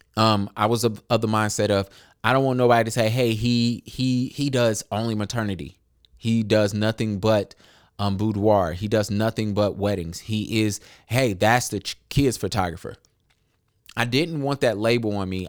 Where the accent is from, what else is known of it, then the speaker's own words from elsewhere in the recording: Charlotte, North Carolina, United States; I was born in Charlotte. I was raised in Charlotte